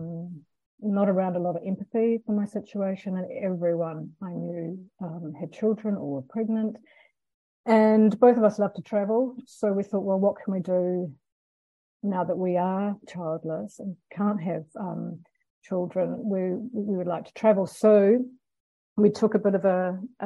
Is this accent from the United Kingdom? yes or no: no; Christchurch, Canterbury, New Zealand; now in Denmark; I'm from Aotearoa, New Zealand